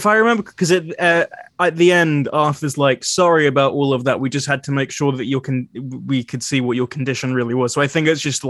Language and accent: English; New Zealand; accent: New Zealand; Well, my accent, my New Zealand accent was stronger. I'd be like, tattoo. And that's just gone.